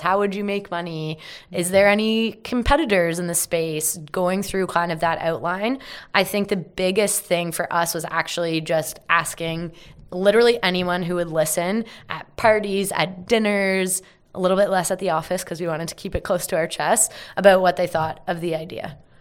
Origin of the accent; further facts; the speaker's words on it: Carlisle, Ontario, Canada; I grew up in a small town called Carlisle